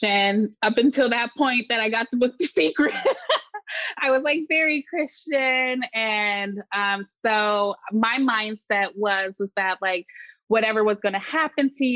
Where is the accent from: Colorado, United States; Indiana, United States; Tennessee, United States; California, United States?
California, United States; Marin County, Bay Area; I grew up in the Bay Area, specifically in Marin County